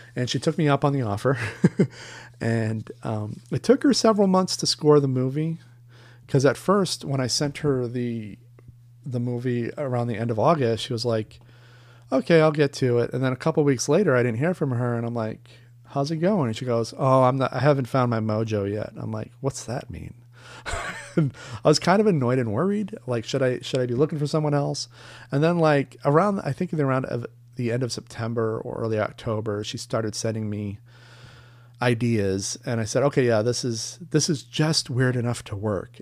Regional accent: Long Island, Maine, United States; moved away as an adult; now in New York, United States; my hometown in Long Island, Maine, Casco Bay in the Gulf of Maine. That's where I grew up

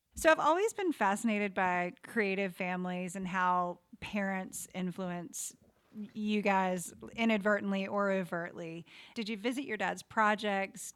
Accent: the South, United States; growing up in the South

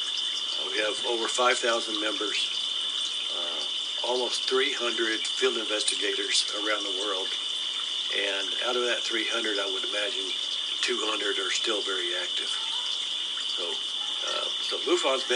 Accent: San Antonio, Texas, United States; I was born and raised here in San Antonio, went to school here, went to college here

